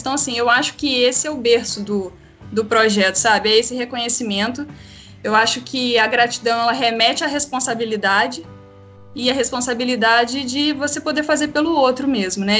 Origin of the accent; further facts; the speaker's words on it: Três Rios, Rio de Janeiro, Brazil; eu sou nascida e criada em Três Rios